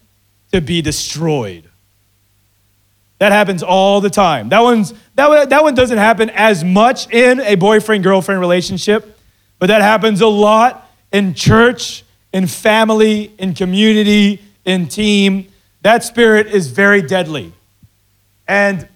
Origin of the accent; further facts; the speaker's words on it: Philippines; I'm Filipino